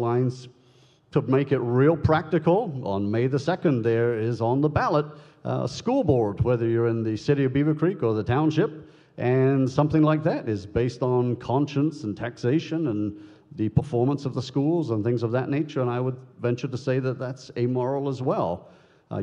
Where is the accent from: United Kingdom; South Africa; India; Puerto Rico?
United Kingdom; now in United States; I was born and raised in the United Kingdom